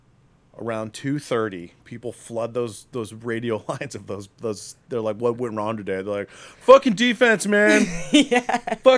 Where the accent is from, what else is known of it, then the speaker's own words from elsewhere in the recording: Akron, Ohio, United States; I'm from Akron.